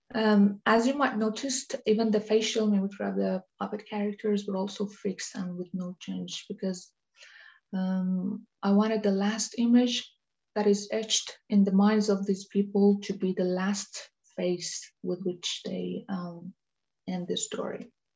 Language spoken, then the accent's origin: English; Iran; moved away as an adult; now in Denmark; I was born in Iran and um, moved to Denmark years later in 2009